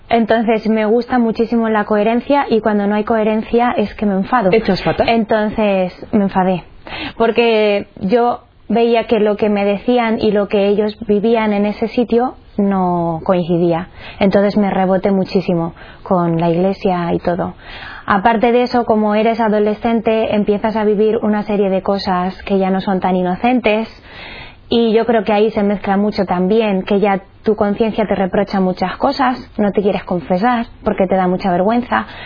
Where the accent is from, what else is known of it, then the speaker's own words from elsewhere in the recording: Cuenca, Castilla-La Mancha, Spain; soy de Cuenca